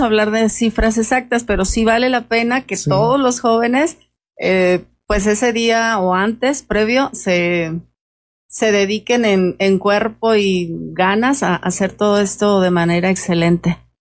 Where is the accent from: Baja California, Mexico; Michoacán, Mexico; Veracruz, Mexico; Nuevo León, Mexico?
Michoacán, Mexico; esta es nuestra cultura como mexicanos, como michoacanos